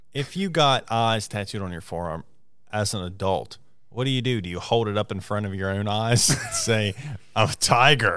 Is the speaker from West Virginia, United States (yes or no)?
yes; Morgantown, West Virginia, United States; also born or lived in Preston County, West Virginia; Morgantown, my hometown, is my favorite place